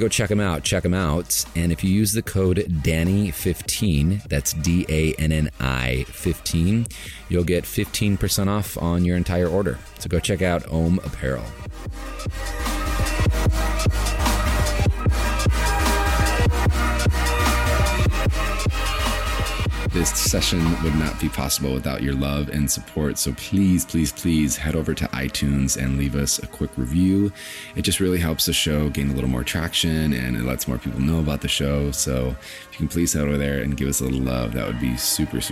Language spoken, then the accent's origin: English; Los Angeles, California, United States; I'm from East LA, and so it's definitely an underserved, very heavily Latino community